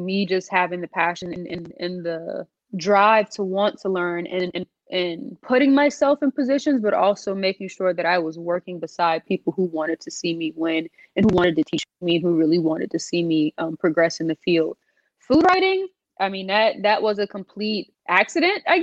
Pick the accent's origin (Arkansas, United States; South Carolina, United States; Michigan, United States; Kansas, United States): South Carolina, United States; North Charleston; I'm from North Charleston, South Carolina